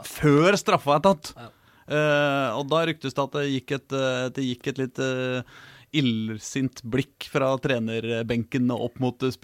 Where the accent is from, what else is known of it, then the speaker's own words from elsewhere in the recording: Norway; Jeg er fra Norge, jeg